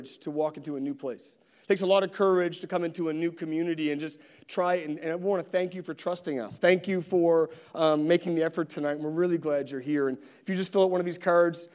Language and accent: English; East Coast, United States; I'm from the East Coast